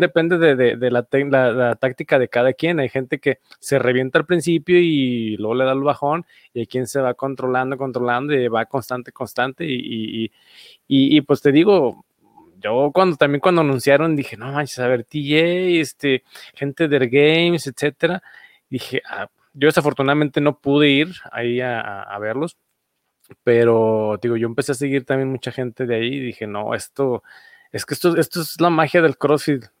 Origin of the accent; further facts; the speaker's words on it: Aguascalientes, Mexico; soy de aquí de Aguascalientes